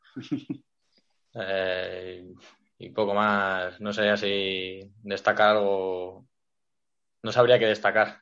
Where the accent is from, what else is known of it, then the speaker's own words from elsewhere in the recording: Galapagar, Community of Madrid, Spain; Yo soy de Galapagar desde pequeñito y llevo en el club muchos años